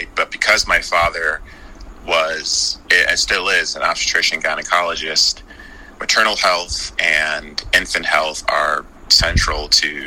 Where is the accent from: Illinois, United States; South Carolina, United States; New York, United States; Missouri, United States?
Illinois, United States; Chicago; I have three siblings, and we were born and raised in the Chicago area